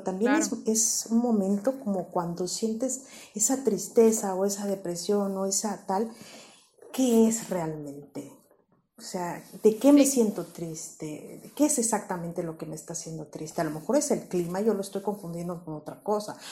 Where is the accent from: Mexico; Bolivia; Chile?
Mexico; moved away as an adult; now in Spain; extrañar México, extrañar mi país de origen